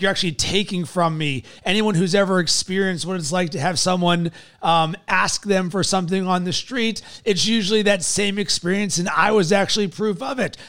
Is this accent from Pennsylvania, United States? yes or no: yes; Pittsburgh, Pennsylvania, United States; born or raised there